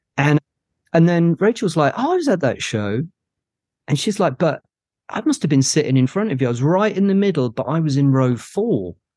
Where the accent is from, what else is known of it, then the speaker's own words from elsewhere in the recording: Cambridge, East of England, United Kingdom; I'm from Cambridge